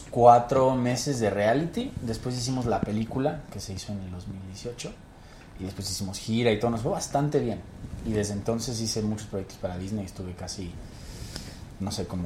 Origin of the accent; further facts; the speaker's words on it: Guadalajara, Jalisco, Mexico; also born or lived in Cuernavaca / Interlomas; Soy Guadalajara. Ok, y luego te, te, fuiste a... Por el trabajo de mi papá nos mudamos un montón, viví en Cuernavaca, también acá en Interlomas.